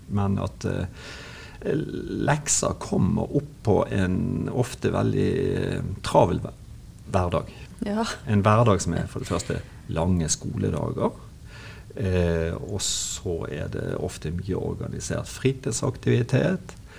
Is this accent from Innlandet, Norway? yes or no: no; Bergen, Vestland, Norway; accent: Bergen dialect; moved away as an adult; now in Kristiansand, Norway; som dialekten avslører, det er jo vanskelig å skjule, så er jo jeg eh, bergenser. Født og oppvokst i Bergen